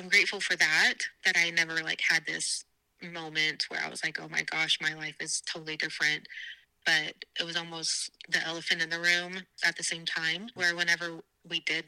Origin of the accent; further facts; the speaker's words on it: South Dakota, United States; I was born in South Dakota